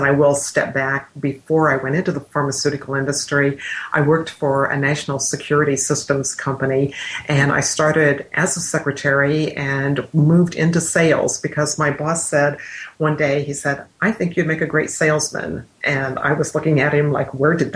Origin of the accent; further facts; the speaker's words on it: Midwest, United States; I grew up in the Midwest